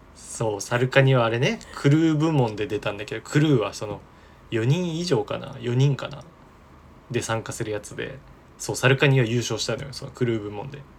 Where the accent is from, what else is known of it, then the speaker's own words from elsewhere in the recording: Kagawa, Japan; 俺、香川出身だから。